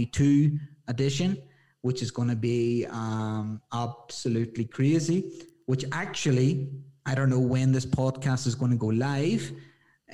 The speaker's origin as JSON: {"language": "English", "country": "Ireland", "moved": "as an adult", "lives_now": "Ecuador", "said": "I'm like an Irish boy"}